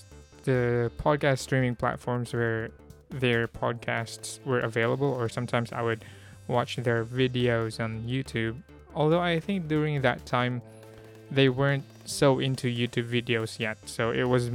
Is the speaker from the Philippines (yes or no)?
yes; Philippines; I'm a Filipino.